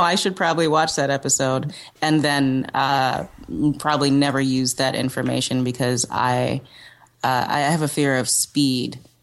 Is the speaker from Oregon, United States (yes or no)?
no; New York City, New York, United States; also born or lived in Cape Town, South Africa / Brooklyn; I was raised in Manhattan